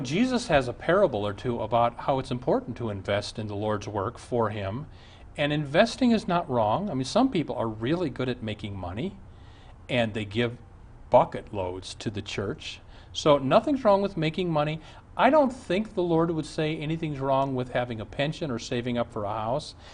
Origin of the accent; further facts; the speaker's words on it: Omaha, Nebraska, United States; I was raised in Omaha, and my dad was rather an important man in Omaha